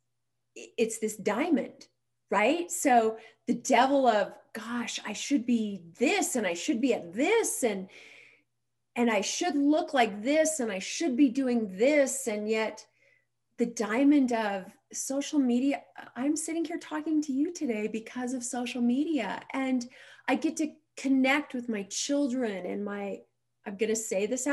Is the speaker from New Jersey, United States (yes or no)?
no; Montana, United States; So I grew up in a small town in Montana, and today I actually still live in that small town in Montana.